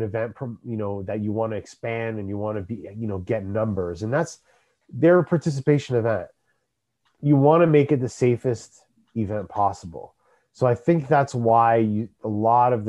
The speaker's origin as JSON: {"language": "English", "country": "Canada"}